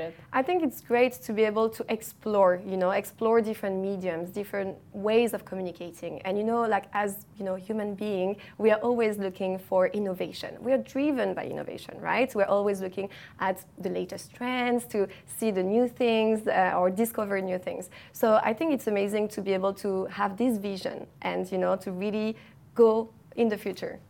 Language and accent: English; Paris, Île-de-France, France; moved away as an adult; now in Dubai, United Arab Emirates; I studied art market management in Paris, in my hometown